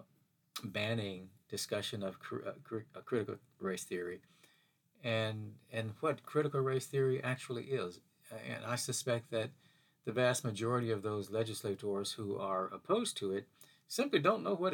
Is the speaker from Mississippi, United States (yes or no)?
yes; Mississippi, United States; as a kid growing up in Mississippi, we used to see these billboard signs along the highway, Highway 49, going through Hattiesburg